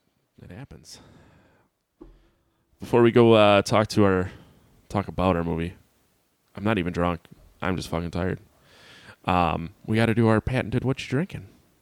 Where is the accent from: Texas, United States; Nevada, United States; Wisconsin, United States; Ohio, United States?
Wisconsin, United States; Sheboygan; Three Sheeps is a brewery from my hometown, Sheboygan, Wisconsin.